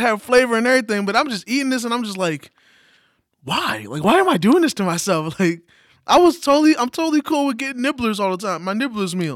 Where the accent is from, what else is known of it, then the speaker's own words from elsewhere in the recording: New York City, New York, United States; As a New Yorker